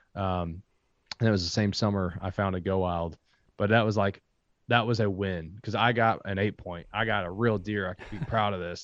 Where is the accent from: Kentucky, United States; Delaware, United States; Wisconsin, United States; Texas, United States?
Kentucky, United States; I am from Kentucky.